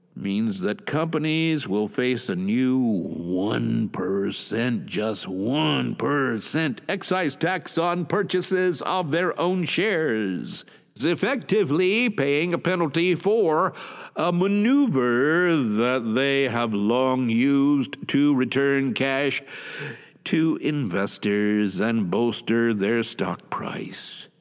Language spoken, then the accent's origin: English; Atlanta, Georgia, United States; moved away as an adult; now in Shizuoka, Japan; originally, I am from Atlanta, Georgia, U S